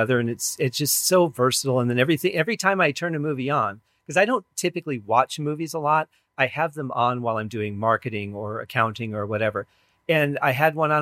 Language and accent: English; Michigan, United States; moved away; growing up in Michigan